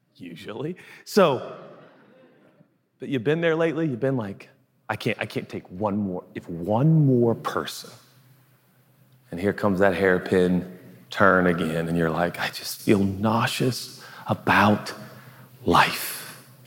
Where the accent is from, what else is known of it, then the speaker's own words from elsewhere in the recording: West Coast, United States; moved away; I grew up in the West Coast, so I didn't grow up in the South